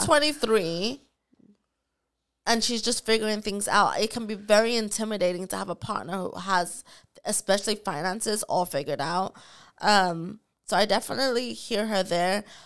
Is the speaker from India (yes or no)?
no; Nottingham, East Midlands, United Kingdom; from Nottingham